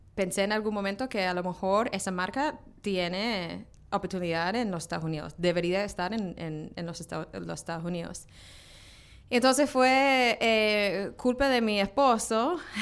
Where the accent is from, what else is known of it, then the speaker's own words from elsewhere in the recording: Australia; now in New York, United States; crecí en Australia